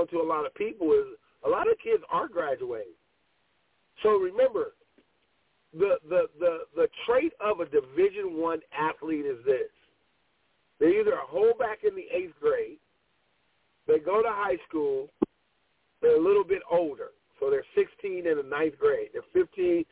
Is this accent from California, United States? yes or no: yes; Pasadena, California, United States; I grew up in LA in Pasadena when Christian Okoye was at Azusa Pacific